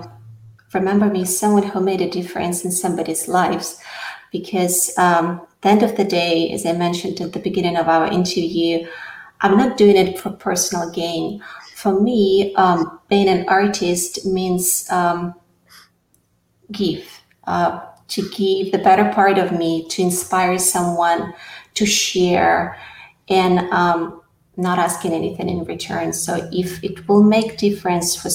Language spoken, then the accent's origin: English; Russia; English is a second language; moved away as an adult; now in United States; I come from Soviet Union